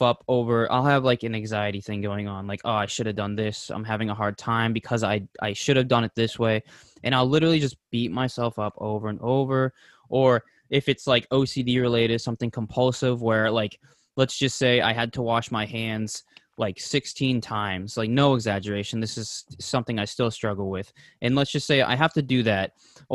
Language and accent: English; Massachusetts, United States; we're from Massachusetts